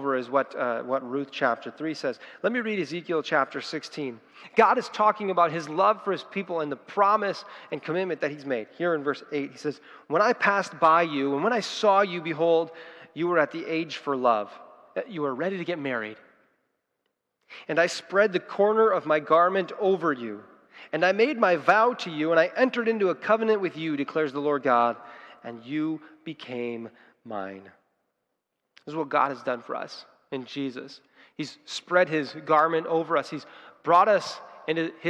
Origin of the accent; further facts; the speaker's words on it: United States; we as Christians and as Americans